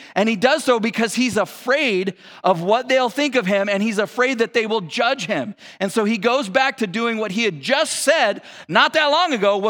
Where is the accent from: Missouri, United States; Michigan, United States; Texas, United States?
Texas, United States; born there; I was born and raised in Texas, or I wasn't raised in Texas, I was born in Texas, grew up, spent a little time there.